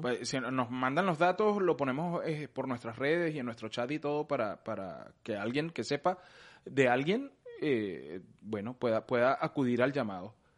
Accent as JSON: {"language": "Spanish", "country": "Venezuela", "moved": "yes", "lives_now": "United States", "said": "yo tengo mi pasaporte, eh, venezolano vencido desde hace como cuatro o cinco años"}